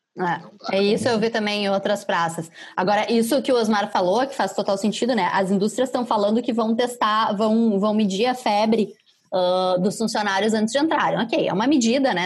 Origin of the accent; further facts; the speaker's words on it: Caxias do Sul, Rio Grande do Sul, Brazil; moved away; Caxias, lá minha terra